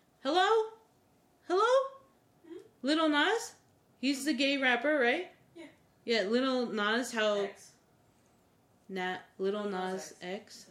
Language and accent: English; United States; we as American people